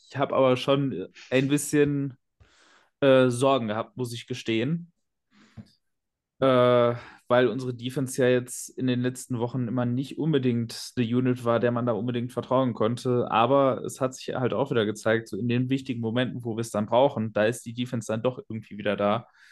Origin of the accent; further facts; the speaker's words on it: Ruhr area, North Rhine-Westphalia, Germany; planloser Pottmensch